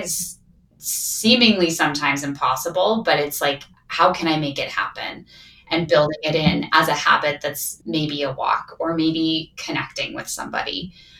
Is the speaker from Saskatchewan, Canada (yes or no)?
yes; Saskatchewan, Canada; now in Calgary, Canada; I'm from Saskatchewan